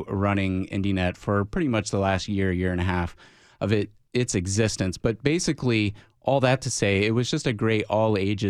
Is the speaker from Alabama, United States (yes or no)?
yes; Alabama, United States; I grew up in Alabama